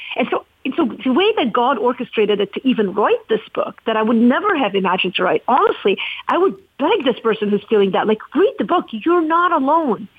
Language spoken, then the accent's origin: English; Lebanon; now in United States; I'm from Lebanon